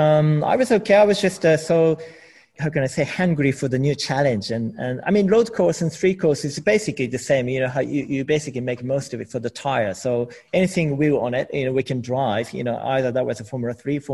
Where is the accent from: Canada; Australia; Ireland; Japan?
Japan; English is a second language; moved away as an adult; also born or lived in United Kingdom; I never lived outside of Japan, so I had zero English as well.